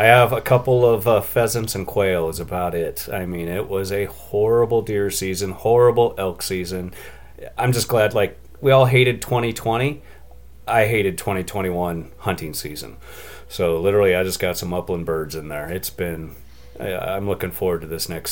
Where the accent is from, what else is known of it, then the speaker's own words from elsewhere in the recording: Columbia Basin, Washington, United States; I grew up in Washington State in the Columbia Basin, right in the middle of the state